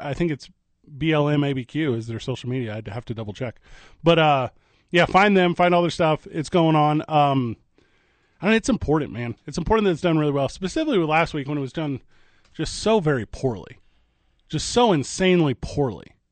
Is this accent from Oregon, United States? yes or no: no; St. Louis, Missouri, United States; now in Albuquerque, United States; I grew up in Saint Louis, Missouri